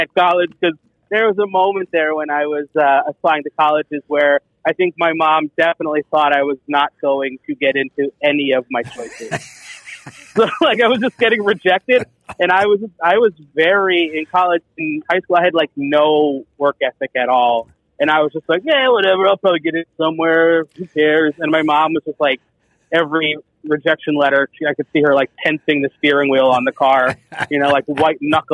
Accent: New Jersey, United States; I grew up in New Jersey

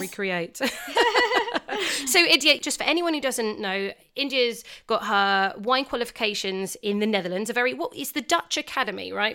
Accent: England, United Kingdom; I speak as an English girl

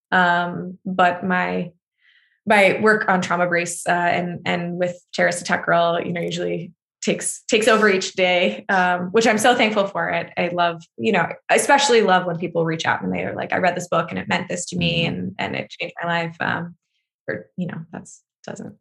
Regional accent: United States; an American

